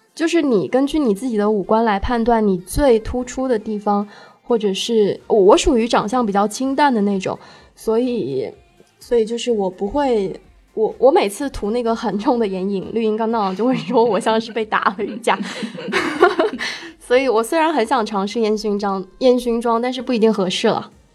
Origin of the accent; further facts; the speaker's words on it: Shenzhen, Guangdong, China; also born or lived in Hunan; 我是湖南人，然后在深圳长大